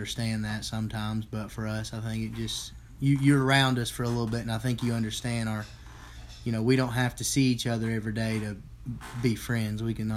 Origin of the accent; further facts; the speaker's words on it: Blount County, Tennessee, United States; I was born and raised here in Blount County